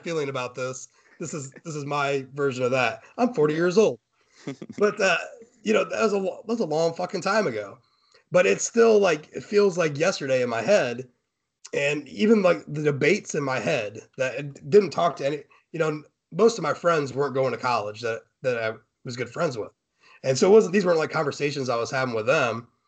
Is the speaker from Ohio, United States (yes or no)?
no; Fort Wayne, Indiana, United States; I'm from Fort Wayne